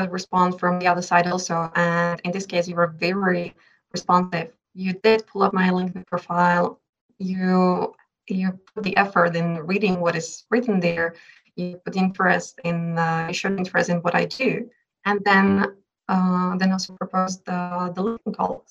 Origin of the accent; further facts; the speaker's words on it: Czechia; first language Czech; English is a second language; Obviously I native Czech. So I speak Czech.